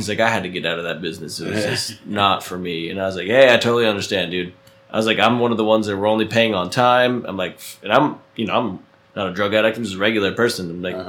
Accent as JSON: {"language": "English", "region": "New Jersey", "country": "United States", "tie": "born or raised there", "said": "It turns out that an apartment I used to rent in New Jersey, in my hometown, he was my landlord."}